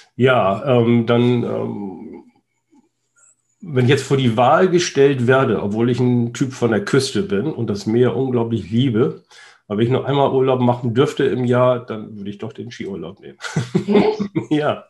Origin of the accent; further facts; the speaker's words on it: Heikendorf, Schleswig-Holstein, Germany; mein Heimatort, wo, wo ich herkomme und aufgewachsen bin, Heikendorf zwischen Kiel und Laboe